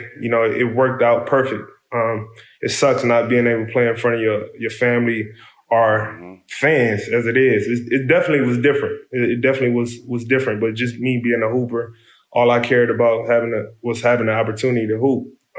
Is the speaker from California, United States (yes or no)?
yes; Compton, California, United States; You know, it's just a natural instinct growing up in Compton to understand, you know, where to go, where not to go, what time to go somewhere, how to maneuver.